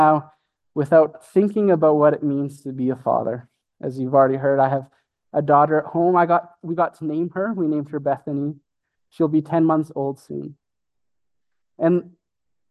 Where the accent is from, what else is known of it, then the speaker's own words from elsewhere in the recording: Brooks, Alberta, Canada; also born or lived in Calgary, Alberta; we moved from Brooks, Alberta